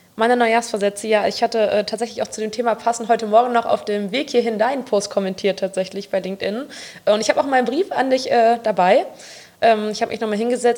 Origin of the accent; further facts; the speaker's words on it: Bonn, North Rhine-Westphalia, Germany; ich bin gebürtige Bonnerin, bin 26 Jahre